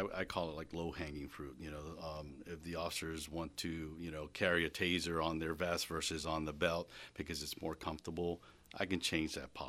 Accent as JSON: {"language": "English", "region": "Florida", "country": "United States", "lives_now": "Reading, United States", "said": "I came from Florida"}